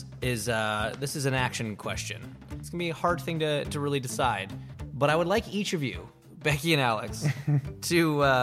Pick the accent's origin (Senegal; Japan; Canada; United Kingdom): Canada; I, being the Canadian